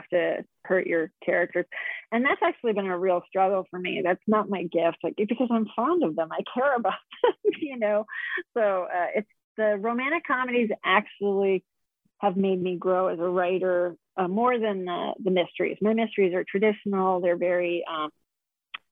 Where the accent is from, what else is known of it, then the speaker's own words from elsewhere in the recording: Connecticut, United States; now in Arizona, United States; I grew up in Connecticut and moved to Arizona.